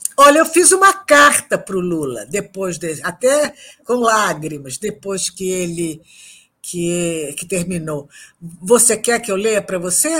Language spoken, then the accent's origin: Portuguese; Brazil; nós que somos brasileiros